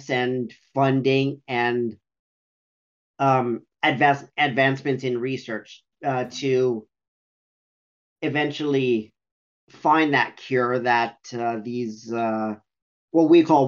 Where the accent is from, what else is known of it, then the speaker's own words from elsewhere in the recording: Sudbury, Ontario, Canada; my hometown of Sudbury